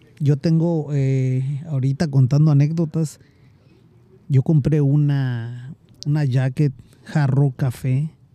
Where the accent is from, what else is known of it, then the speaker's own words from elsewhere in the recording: Guatemala; now in United States; emigré de, de Guatemala para acá por ciertas razones